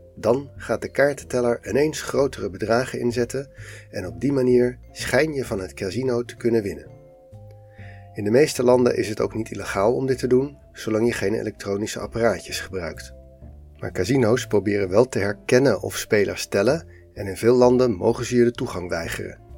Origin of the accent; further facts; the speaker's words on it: Netherlands; als Nederlander